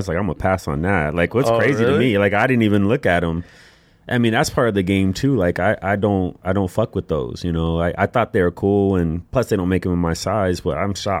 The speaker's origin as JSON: {"language": "English", "town": "Phoenix", "region": "Arizona", "country": "United States", "tie": "born or raised there", "said": "I'm from Phoenix, born and raised, a native."}